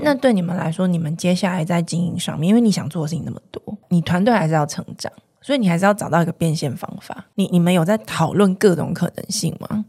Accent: Taiwan; 我们的生长的这个地方，我们的故乡

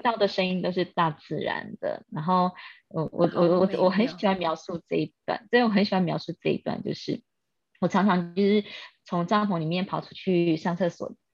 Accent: Kaohsiung, Taiwan; moved away as an adult; also born or lived in Taipei; now in Australia; 我来自高雄，但是我在台北出生。那因为我居无定所

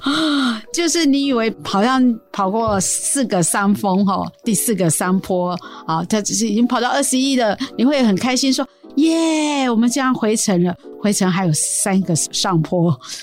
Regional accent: Su'ao, Yilan County, Taiwan; 我来自苏澳

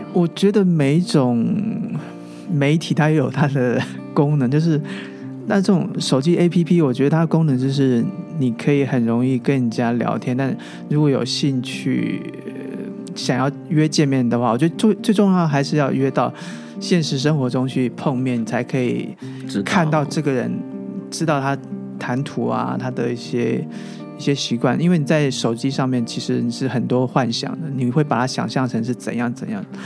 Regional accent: Taoyuan, Taiwan; moved away as an adult; now in Taipei, Taiwan; 我老家在桃园嘛，是。我一个人在台北 居住嘛，所以可能异乡背景。

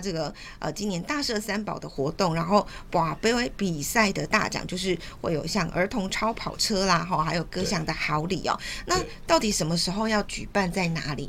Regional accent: Taiwan; 我们台湾人

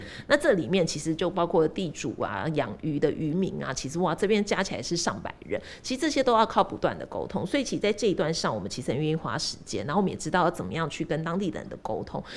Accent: Taiwan; 我们是身为台湾人

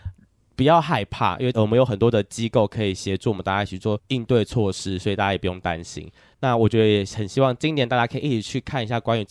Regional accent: Taiwan; 身为台湾人，我应该谴责你吗？

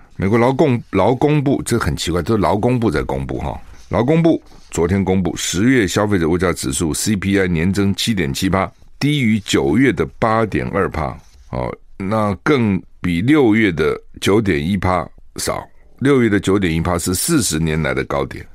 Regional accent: Taiwan; 我们台湾人的眼睛都很不好

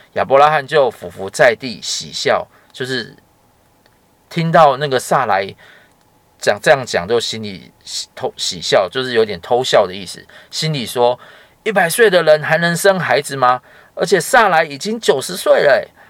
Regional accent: Taiwan; 像我们台湾人很喜欢拜拜

